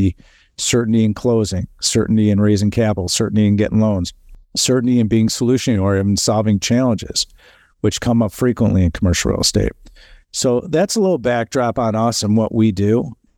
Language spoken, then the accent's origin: English; Chicago, Illinois, United States; now in California, United States; We are headquartered in Chicago. You probably hear my accent. Yeah. That's where our headquarters are. That's where I'm from. I moved to California about 3 years ago.